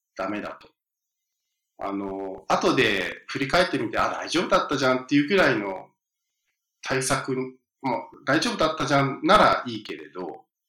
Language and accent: Japanese; the American South, United States; now in New York, United States; 僕、南部に住んでたと、まあ、幼少期って南部に住んで